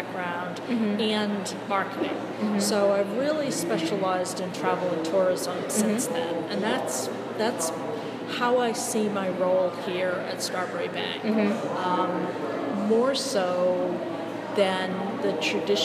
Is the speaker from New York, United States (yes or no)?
no; Massachusetts, United States; I started a weekly newspaper in my hometown in Massachusetts